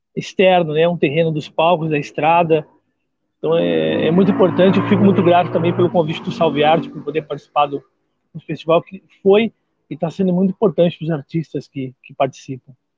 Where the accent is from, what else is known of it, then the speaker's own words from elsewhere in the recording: Pelotas, Rio Grande do Sul, Brazil; now in Jaguarão, Brazil; eu sou natural de Pelotas, mas hoje em dia resido na cidade de Jaguarão.